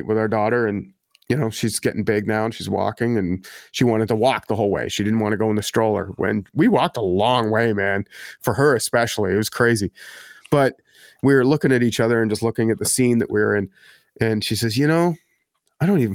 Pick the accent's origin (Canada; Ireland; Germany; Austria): Canada; Ottawa, Ontario; Well, I grew up here, man. I grew up here in Ottawa.